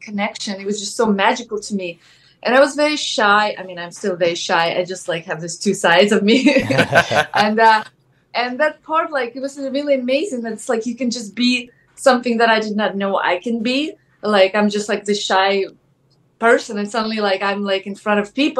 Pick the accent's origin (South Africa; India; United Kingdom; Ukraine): Ukraine; English is a second language; moved away as an adult; now in United States; I'm originally from Ukraine. And yeah, and I came to America.